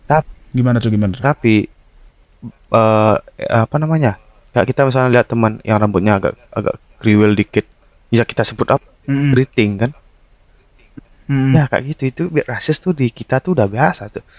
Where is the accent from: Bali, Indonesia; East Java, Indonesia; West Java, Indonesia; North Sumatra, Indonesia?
Bali, Indonesia; uh, kita orang Bali nih orang Bali nih ada tem